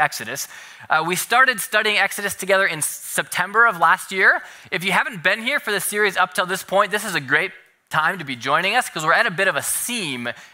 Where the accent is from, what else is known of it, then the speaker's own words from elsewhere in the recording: Minnesota, United States; now in California, United States; growing up in Minnesota, where we have snow outside most Easter Sundays, I grew up always doing egg hunts inside